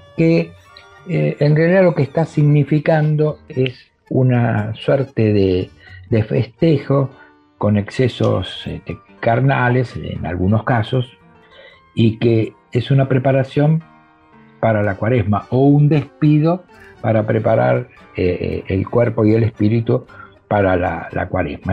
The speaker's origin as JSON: {"language": "Spanish", "country": "Argentina"}